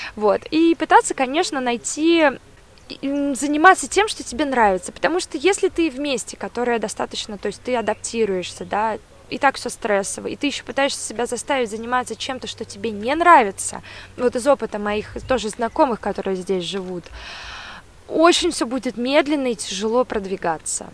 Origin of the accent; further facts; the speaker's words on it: Saint Petersburg, Russia; moved away as an adult; now in Munich, Germany; я родилась в Петербурге и, конечно, видела красоту этого города ну, потому что родилась в центре